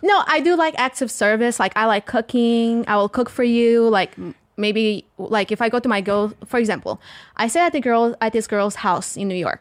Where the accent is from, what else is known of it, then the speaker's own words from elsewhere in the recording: the South, Portugal; accent: strong, thick southern accent; first language Portuguese; English is a second language; now in United States; I'm from the South and you have a very, we have a very strong, thick accent